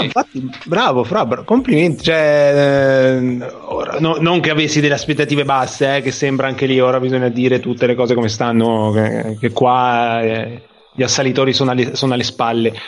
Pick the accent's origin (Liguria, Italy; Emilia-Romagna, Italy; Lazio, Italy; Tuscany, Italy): Liguria, Italy; Genoa; siamo di Genova